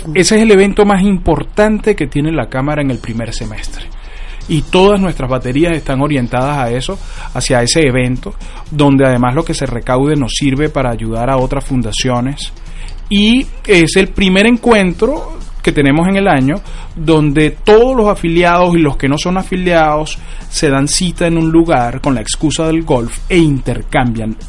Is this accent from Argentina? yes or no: no; Venezuela; now in United States; como venezolano